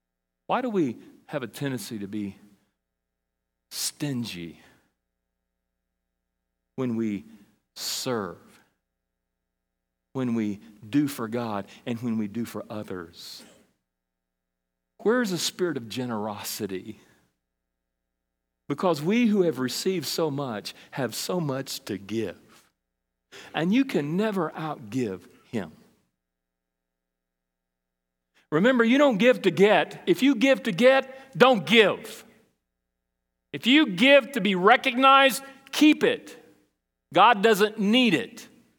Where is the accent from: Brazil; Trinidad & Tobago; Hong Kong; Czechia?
Brazil; now in United States; When I grew up in Brazil, in South America, and I went there when I was 8 and came back when I was 19. We were there a long time.